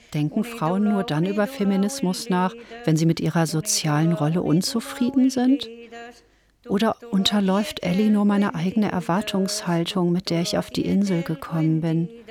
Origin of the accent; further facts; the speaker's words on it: Ruhr area, North Rhine-Westphalia, Germany; Ich bin im Ruhrgebiet aufgewachsen